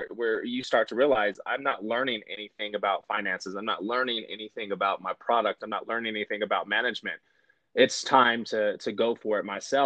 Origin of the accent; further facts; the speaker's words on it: Bay Area, California, United States; now in Colorado, United States; I grew up in the Bay Area. I grew up in a very urban environment